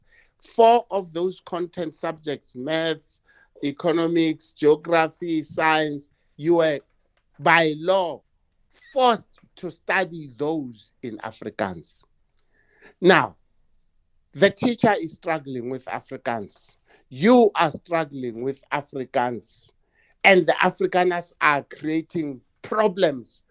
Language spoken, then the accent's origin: English; Lesotho; now in South Africa; as a little boy, I grew up in Lesotho for about 7 years.